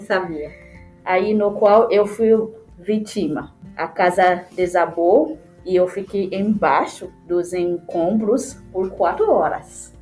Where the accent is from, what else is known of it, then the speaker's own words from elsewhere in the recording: Port-au-Prince, Ouest, Haiti; Portuguese is a second language; moved away as an adult; now in Porto Alegre, Brazil; nasci no Haiti, na cidade de Porto Príncipe. Eu cresci no orfanato